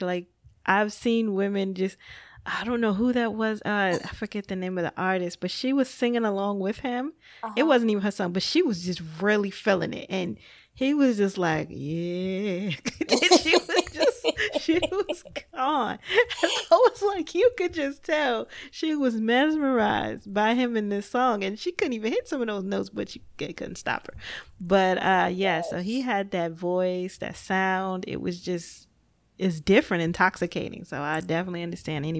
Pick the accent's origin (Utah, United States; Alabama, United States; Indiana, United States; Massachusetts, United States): Indiana, United States; Gary; born or raised there